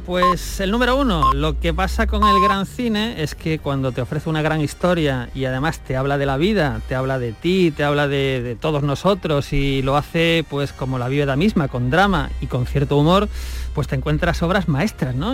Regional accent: Gor, province of Granada, Andalusia, Spain; soy de … de Gor, cartero jubilado. Me gusta mucho mi pueblo que está en la provincia de Granada

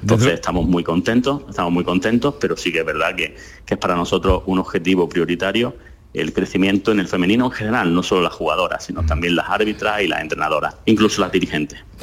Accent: Andalusia, Spain; yo estoy muy centrado en mi tierra, en Andalucía, con mi gente

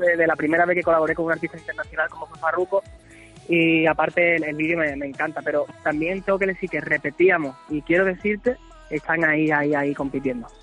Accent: Andalusia, Spain; hablar con la gente de, mi tierra

